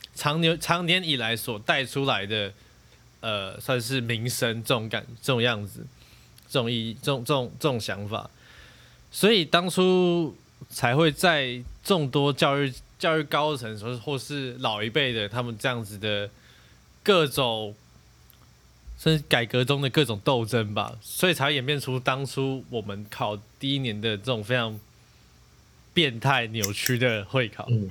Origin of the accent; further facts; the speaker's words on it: Taiwan; 我其实作为一个台湾友